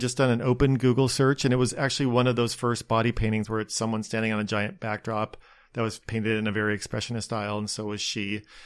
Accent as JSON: {"language": "English", "town": "Spokane", "region": "Washington", "country": "United States", "tie": "born or raised there", "also_born_or_lived": "Seattle, United States / Los Angeles, United States / New York, United States", "moved": "as an adult", "lives_now": "Long Beach, United States"}